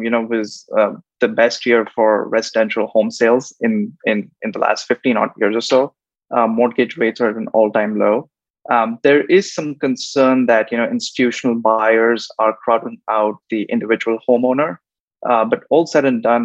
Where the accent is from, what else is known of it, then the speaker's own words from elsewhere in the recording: India; moved away as an adult; also born or lived in United States / Tokyo; I grew up in India